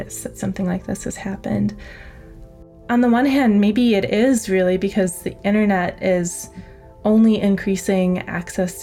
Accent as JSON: {"language": "English", "area": "near Lake Michigan", "region": "Great Lakes", "country": "United States", "tie": "born or raised there", "said": "growing up near Lake Michigan"}